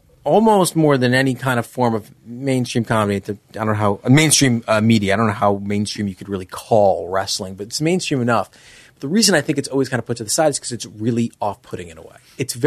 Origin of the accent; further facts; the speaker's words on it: Mississippi, United States; Oh, we're from Mississippi